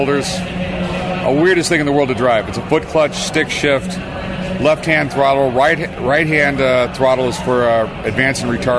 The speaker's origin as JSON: {"language": "English", "town": "San Diego", "region": "California", "country": "United States", "tie": "born or raised there", "moved": "yes", "lives_now": "Las Vegas, United States", "said": "I grew up in San Diego."}